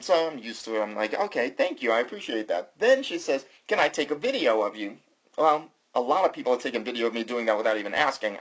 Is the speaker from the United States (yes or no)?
yes; the South, United States; I'm from the South